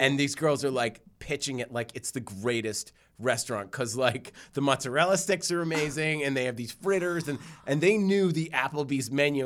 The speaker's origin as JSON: {"language": "English", "town": "Newton", "region": "Massachusetts", "country": "United States", "tie": "born or raised there", "said": "I grew up in Newton in Jewish"}